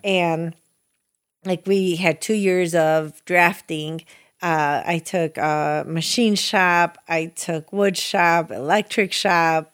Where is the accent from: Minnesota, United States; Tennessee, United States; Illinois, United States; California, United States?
Illinois, United States; Chicago; It begins on Chicago's west side, now probably one of the not so nice neighborhoods